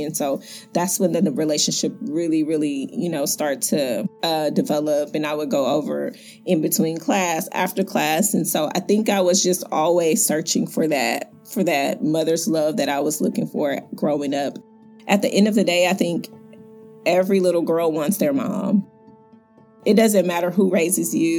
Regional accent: Houston, Texas, United States; I am from Houston, Texas

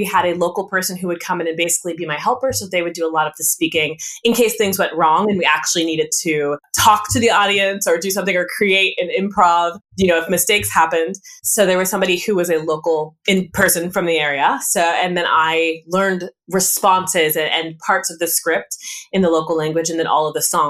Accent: California, United States; I'm a military brat. My father was in the Air Force, so we did travel quite a bit. I grew up mostly though in California.

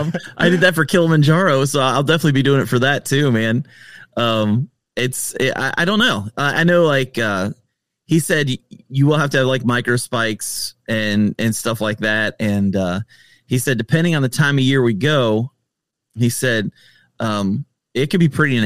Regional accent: Ohio, United States; I grew up in Ohio.

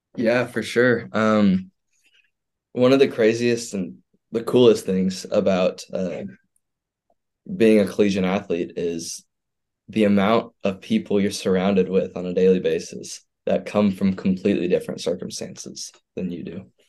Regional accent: Houston, Texas, United States; I grew up in Houston, Texas

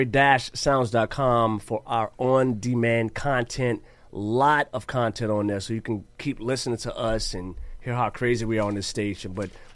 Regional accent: Bay St. Louis, Mississippi, United States; now in Ventura, United States; and, you know, I'm from Bay St. Louis.

